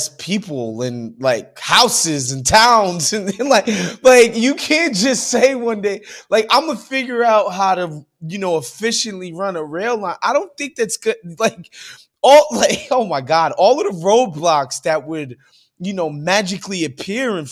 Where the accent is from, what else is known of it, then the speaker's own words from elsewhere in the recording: New York, United States; I'm from New York